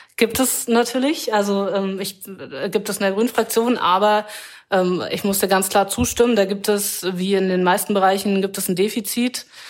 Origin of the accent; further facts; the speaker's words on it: Wendland, Lower Saxony, Germany; moved away; ich bin zum Teil im Wendland aufgewachsen